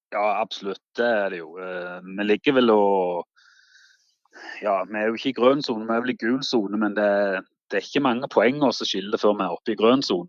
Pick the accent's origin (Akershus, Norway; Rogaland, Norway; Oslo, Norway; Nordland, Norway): Rogaland, Norway; Vigrestad; Jeg bor jo på Vigrestad